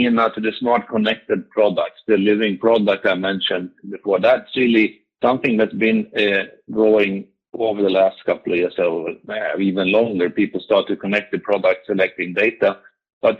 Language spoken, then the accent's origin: English; Sweden; I'm Swedish from Meridian